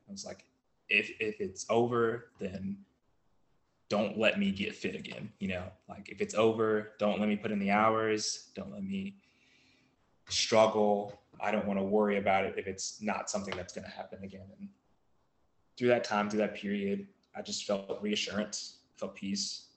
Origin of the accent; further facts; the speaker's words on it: Collinsville, Virginia, United States; I'm from Collinsville, Virginia. It's a really small town in Virginia